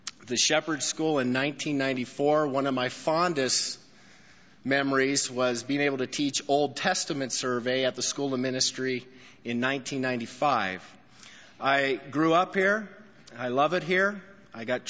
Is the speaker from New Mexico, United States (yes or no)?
yes; Albuquerque, New Mexico, United States; now in El Paso, United States; Coming to Albuquerque is a blessing for me because it's a homecoming for me. This is my hometown.